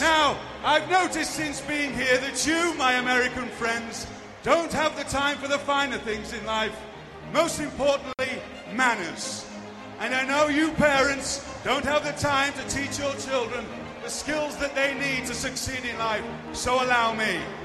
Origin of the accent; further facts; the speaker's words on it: Blackpool, North West England, United Kingdom; I am from Blackpool in England.